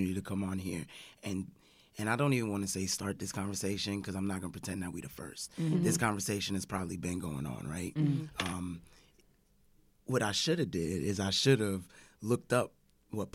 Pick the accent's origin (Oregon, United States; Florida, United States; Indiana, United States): Florida, United States; Central; I grew up in Central Florida